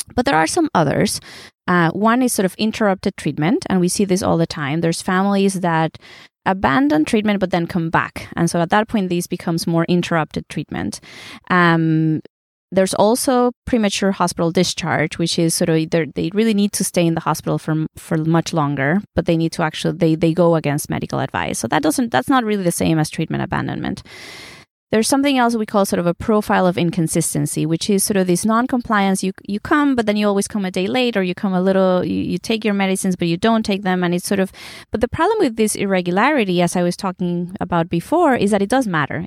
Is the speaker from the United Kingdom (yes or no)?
no; Mexico; moved away; My dad's German, my mom's Puerto Rican. I was born in Mexico.